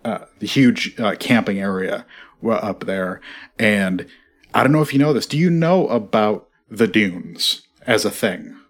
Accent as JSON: {"language": "English", "region": "Midwest", "country": "United States", "said": "I'm from the Midwest"}